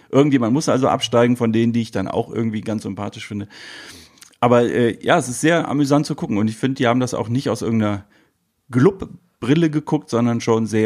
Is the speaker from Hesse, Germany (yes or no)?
no; Düsseldorf, North Rhine-Westphalia, Germany; Straight Outer Düsseldorf